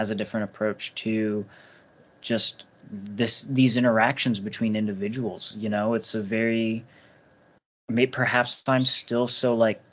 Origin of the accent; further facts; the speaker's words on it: United States; I'm an American